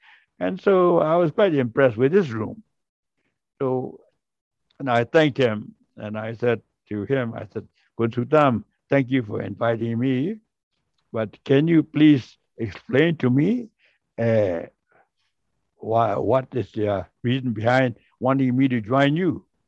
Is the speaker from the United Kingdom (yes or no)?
no; Singapore; And I explained to her that I am from Singapore.